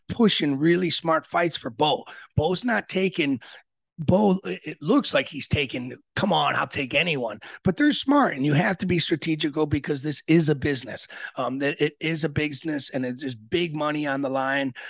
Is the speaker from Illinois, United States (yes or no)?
yes; Aurora, Illinois, United States; I was born in Aurora, Illinois